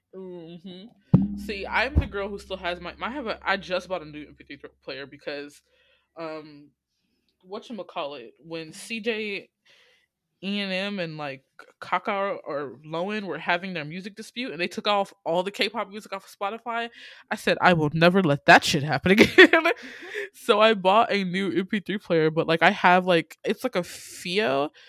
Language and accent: English; Atlanta, Georgia, United States; also born or lived in Illinois; I moved from Illinois, where there was little black folk with my family, and then I moved to Atlanta